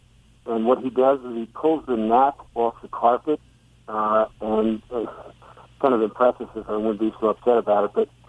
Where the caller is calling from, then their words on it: Reading, Pennsylvania, United States; I'm calling from Reading, Pennsylvania.